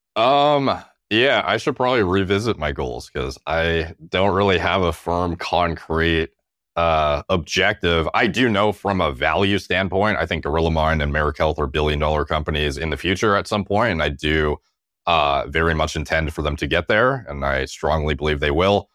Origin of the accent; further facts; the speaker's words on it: Canada; as a Canadian